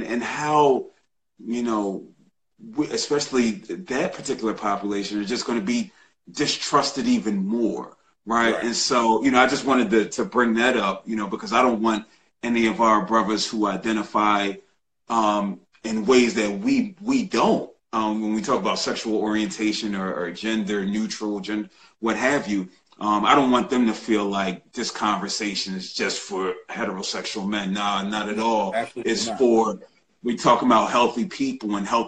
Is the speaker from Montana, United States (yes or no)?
no; Philadelphia, Pennsylvania, United States; I'm from Philly and I'm an Eagles fan